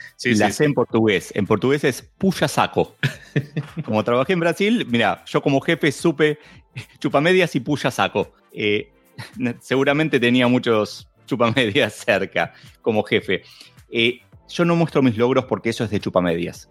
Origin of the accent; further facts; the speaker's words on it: Argentina; como buen argentino